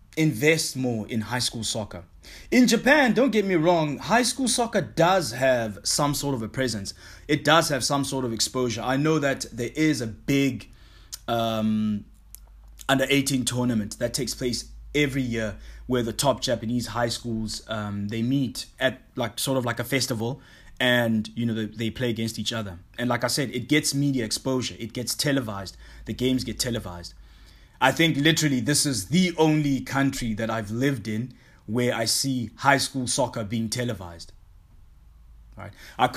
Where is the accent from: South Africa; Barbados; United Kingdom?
South Africa; also born or lived in Hong Kong; it's not only big in the country that I grew up in South Africa only. Nah, I mean, when I lived in Hong Kong, I met a lot of guys like from New Zealand and Australia, in England.